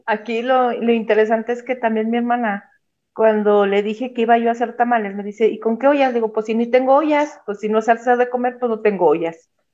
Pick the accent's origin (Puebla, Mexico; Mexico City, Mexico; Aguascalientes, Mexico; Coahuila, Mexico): Mexico City, Mexico; moved away as an adult; now in Zacatecas, Mexico; yo soy originalmente de Ciudad de México, pero me vine de vacaciones acá y acá fue donde me casé, acá en Zacatecas.